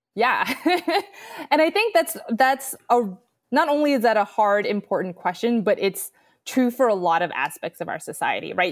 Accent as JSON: {"language": "English", "town": "New York City", "region": "New York", "country": "United States", "also_born_or_lived": "Wisconsin", "moved": "as an adult", "lives_now": "Austin, United States", "said": "I'm originally from New York City"}